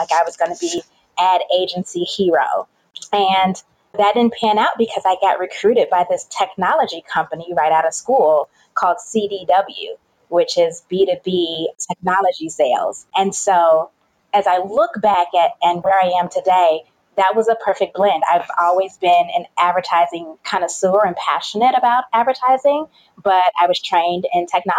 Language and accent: English; Chicago, Illinois, United States; accent: Southern twang; So I am from Chicago, which is where I currently reside. Don't mind the accent. I went to school in Southern Illinois and picked up like a Southern twang. So people are never really sure where I am from.